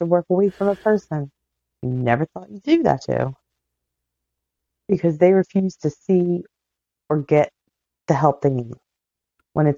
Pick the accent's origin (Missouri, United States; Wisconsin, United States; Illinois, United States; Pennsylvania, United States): Pennsylvania, United States; Darby; moved away; I was a teenager from Darby